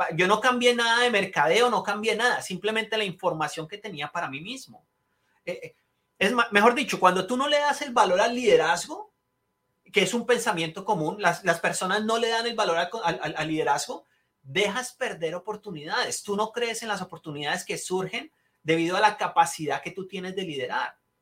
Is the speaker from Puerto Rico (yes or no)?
no; Colombia; moved away as an adult; now in United States; yo nací en Colombia, eh, nací y criado en Colombia, me vine cuando tenía 21 años